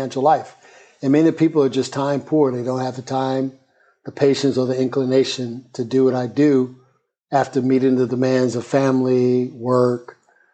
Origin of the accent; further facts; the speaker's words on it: Birmingham, Alabama, United States; moved away as an adult; also born or lived in Jamaica, Queens, New York / Atlanta / South Africa; now in New York, United States; New York City born, Jamaica, Queens, but I consider Birmingham, Alabama my hometown. I grew up there and immediately left out of high school